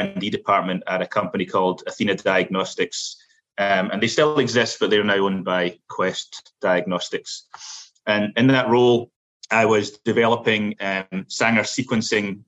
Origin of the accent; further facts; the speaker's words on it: Glasgow, Scotland, United Kingdom; moved away as an adult; now in United States; I'm originally from Scotland, specifically from Glasgow.